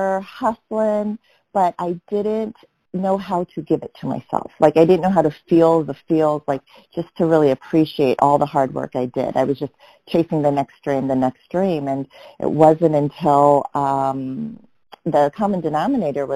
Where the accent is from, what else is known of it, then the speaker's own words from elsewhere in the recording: Omaha, Nebraska, United States; moved away; also born or lived in New York; I grew up in Omaha, Nebraska